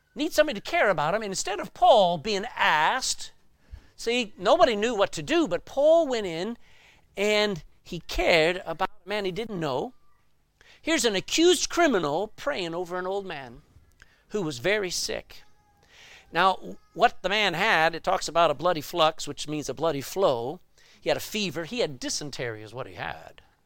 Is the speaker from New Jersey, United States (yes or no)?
no; Texas, United States; I grew up in Texas